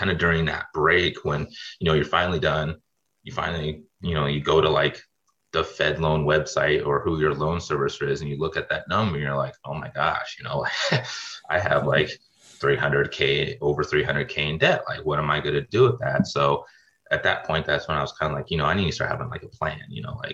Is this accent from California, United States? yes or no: yes; Sacramento, California, United States; moved away as an adult; also born or lived in Grenada / Midwest; I'm originally from Sacramento, California, and kind of did all my undergrad out there.